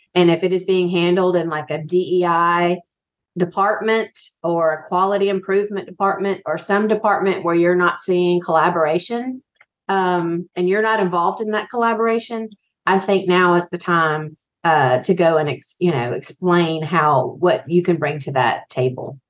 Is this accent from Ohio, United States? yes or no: no; Biloxi, Mississippi, United States; I grew up in Biloxi, Mississippi